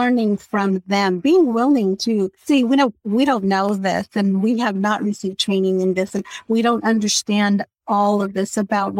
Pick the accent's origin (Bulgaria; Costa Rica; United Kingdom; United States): Costa Rica; moved away; I was born in Central America and Costa Rica, so I'm very aware of my own culture and values and beliefs